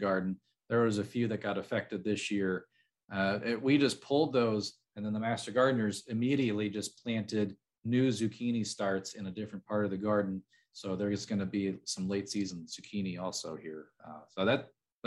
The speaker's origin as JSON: {"language": "English", "area": "between Chicago and St. Louis", "region": "Illinois", "country": "United States", "said": "I'm from between Chicago and St. Louis"}